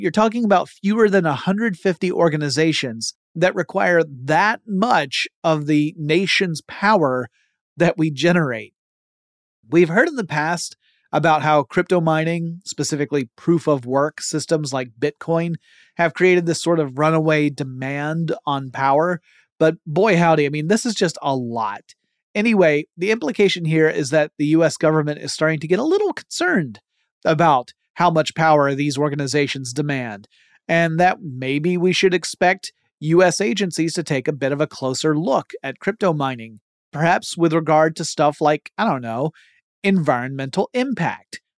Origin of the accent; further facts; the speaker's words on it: Georgia, United States; my home state of Georgia